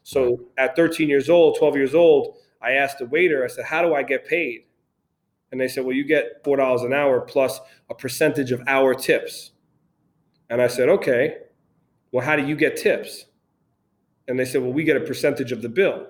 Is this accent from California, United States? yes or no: no; New York City, New York, United States; moved away; also born or lived in Brooklyn / Connecticut; I grew up in Queens, moved to Connecticut